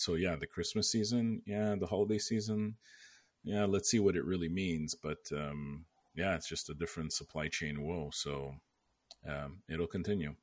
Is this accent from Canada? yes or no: yes; Canada; moved away as an adult; now in United States; I'm Canadian